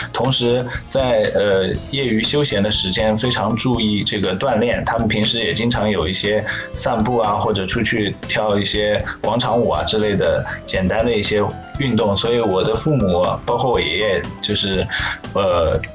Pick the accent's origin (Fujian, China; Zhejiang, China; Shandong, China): Zhejiang, China; Hangzhou; 我来自杭州，浙江杭州